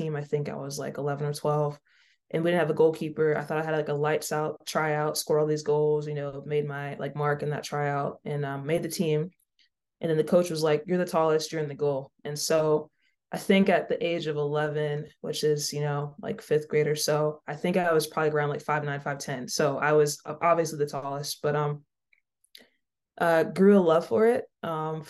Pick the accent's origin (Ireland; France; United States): United States; Mississippi; I grew up in Mississippi